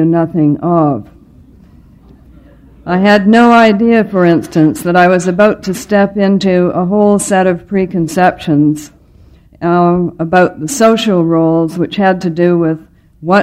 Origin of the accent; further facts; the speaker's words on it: Ottawa, Ontario, Canada; I was born on November the 18th, 1939, in the Ottawa General Hospital